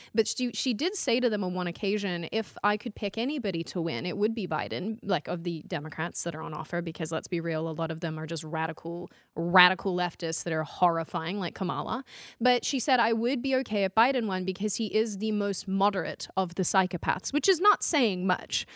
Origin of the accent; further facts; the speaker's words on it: Australia; now in United States; Kez and I are both Australian.